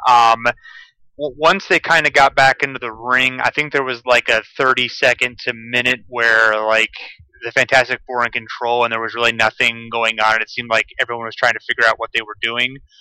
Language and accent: English; Ohio, United States; also born or lived in Toledo, Ohio; I'm from Ohio, the, in the Midwest